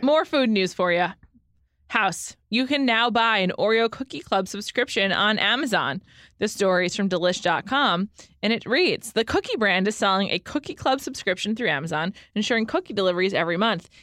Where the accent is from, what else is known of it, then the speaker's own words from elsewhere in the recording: New York, United States; now in Los Angeles, United States; growing up in New York.